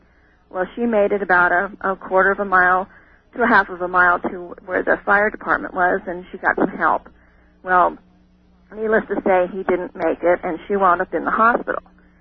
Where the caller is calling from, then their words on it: Crowheart, Wyoming, United States; also born or lived in Oregon; I'm calling from Crowheart, Wyoming.